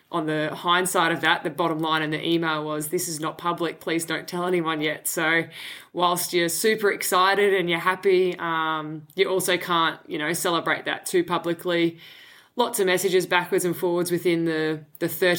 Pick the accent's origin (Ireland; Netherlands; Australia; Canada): Australia; Brisbane, Queensland; we're obviously both from Brisbane